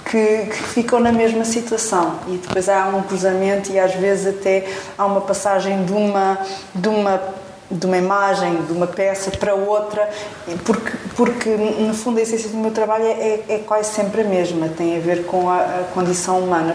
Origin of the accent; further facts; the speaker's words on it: Portugal; também sou portuguesa